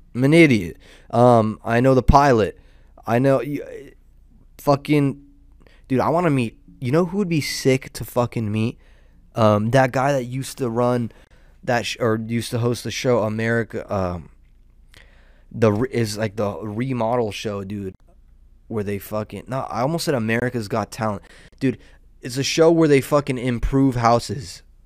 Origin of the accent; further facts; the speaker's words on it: Southern California, United States; I'm a degenerate from Southern California.